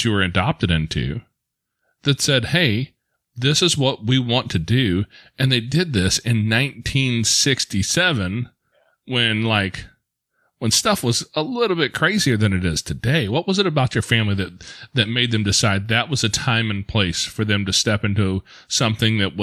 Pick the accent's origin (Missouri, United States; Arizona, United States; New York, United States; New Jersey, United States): Missouri, United States; St. Louis; we're from the St. Louis area